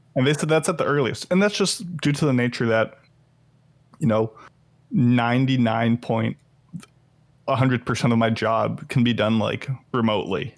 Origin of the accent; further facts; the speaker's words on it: Illinois, United States; moved away; Illinois, which is where my hometown is